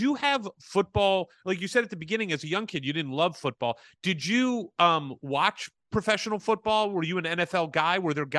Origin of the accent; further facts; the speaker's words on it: St. Louis, Missouri, United States; I grew up in St. Louis.